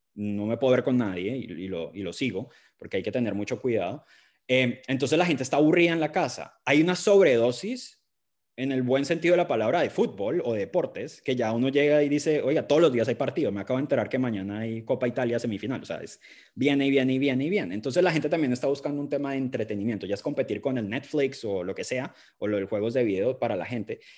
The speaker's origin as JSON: {"language": "Spanish", "country": "Colombia", "moved": "yes", "lives_now": "England, United Kingdom", "said": "yo soy colombiano viviendo aquí en Inglaterra"}